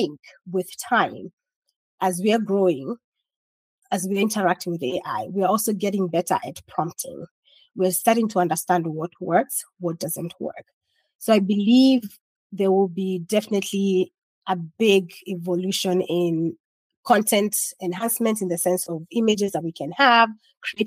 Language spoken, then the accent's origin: English; Kenya; now in United States; I'm Kenyan, so I still eat traditional Kenyan dishes.